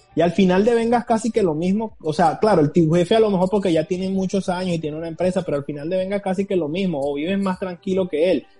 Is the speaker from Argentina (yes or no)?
no; Venezuela; moved away as an adult; now in United States; yo vengo de Venezuela y yo trabajaba